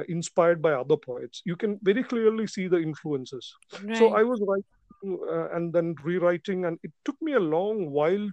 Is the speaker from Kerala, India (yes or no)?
yes; Kerala, India; I am from Kerala, India